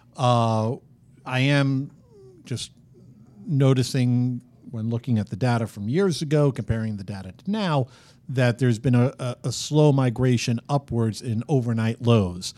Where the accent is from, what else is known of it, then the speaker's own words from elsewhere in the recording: New York, United States; growing up in New York